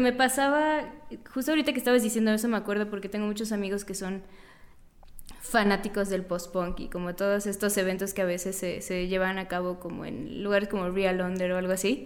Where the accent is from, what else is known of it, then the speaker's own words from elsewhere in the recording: Mérida, Yucatán, Mexico; moved away; Yo soy de Yucatán